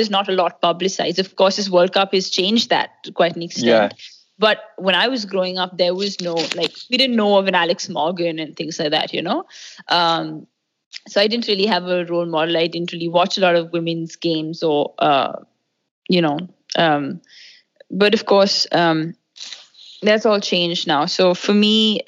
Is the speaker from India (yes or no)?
yes; Delhi, India; when I was 8, I grew up in Delhi.